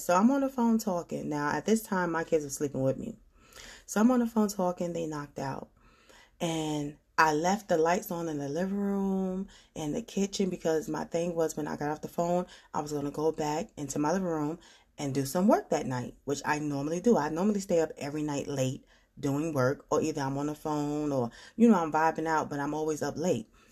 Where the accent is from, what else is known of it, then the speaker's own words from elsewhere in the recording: New York, United States; moved away; I'm from New York